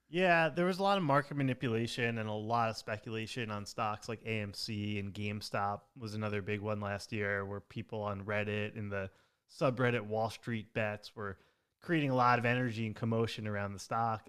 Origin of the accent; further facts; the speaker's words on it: Long Island, New York, United States; I grew up on Long Island